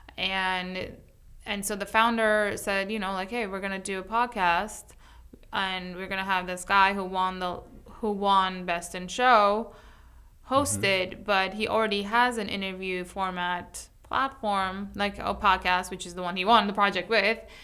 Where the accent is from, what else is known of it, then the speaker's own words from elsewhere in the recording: New York City, New York, United States; moved away; I come from New York City